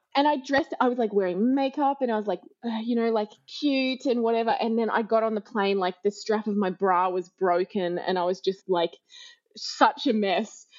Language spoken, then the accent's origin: English; Australia; moved away as an adult; I'm Australian